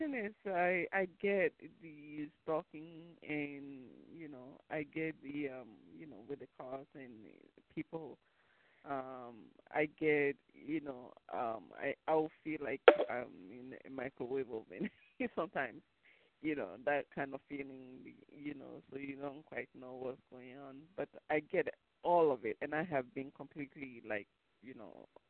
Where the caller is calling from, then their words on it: New York, United States; I'm calling from New York.